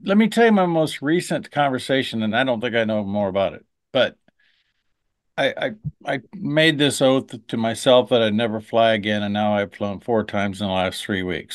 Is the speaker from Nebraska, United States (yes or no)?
yes; Nebraska, United States; my home state of Nebraska